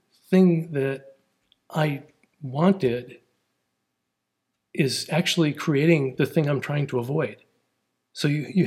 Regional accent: outside Milwaukee, Wisconsin, United States; moved away as an adult; now in Ozarks, United States; they found a new development out in the cornfields in the woods, and they bought a half an acre and they built a house. And that's where I grew up

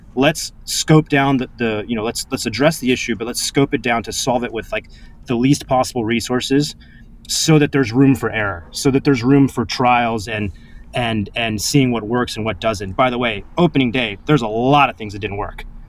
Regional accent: Orange County, Los Angeles and San Diego, California, United States; moved away as an adult; now in New York, United States; I moved from California to New York as a you know bright-eyed 18 year old

